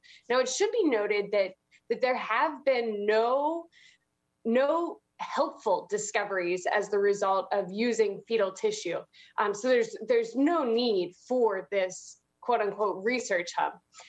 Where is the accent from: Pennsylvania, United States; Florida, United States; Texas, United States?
Pennsylvania, United States; I'm personally from Pennsylvania